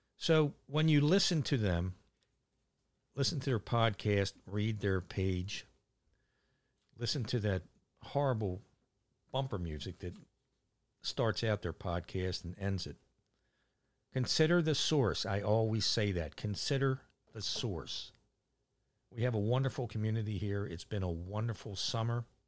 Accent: Catonsville, Maryland, United States; moved away as an adult; now in Ocean Pines, United States; growing up in Catonsville, uh, I have, still have lifelong friends

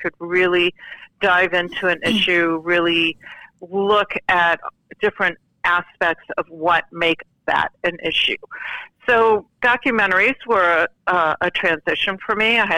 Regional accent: Santa Clarita, California, United States; my hometown in California, Santa Clarita.

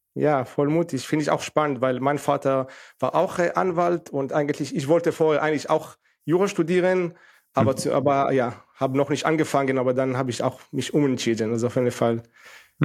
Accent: Northern District, Israel; German is a second language; moved away as an adult; now in Germany; ich musste auch zum Militär, also mit 18, von 18 bis 21, weil ich in Israel abgewachsen bin

